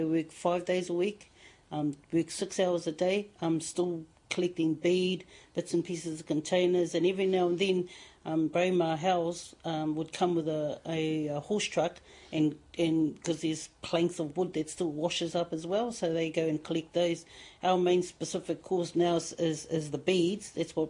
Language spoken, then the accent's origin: English; Matakana Island, Bay of Plenty, New Zealand; …, I'm from Matakana Island.